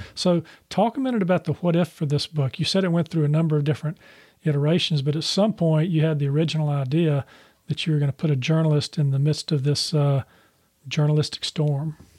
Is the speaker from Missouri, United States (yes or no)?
no; Charlotte, North Carolina, United States; I grew up in Charlotte